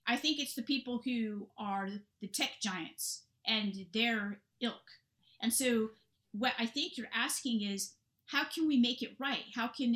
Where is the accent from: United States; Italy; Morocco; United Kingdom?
United States; Silicon Valley, California; I'm from California in the Silicon Valley region